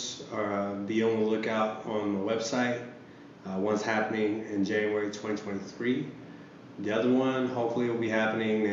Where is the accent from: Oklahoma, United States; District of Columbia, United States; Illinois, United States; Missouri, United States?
Oklahoma, United States; Sapulpa; also born or lived in Okemah, Oklahoma; I grew up in Okemo, and I grew up in Sepulpa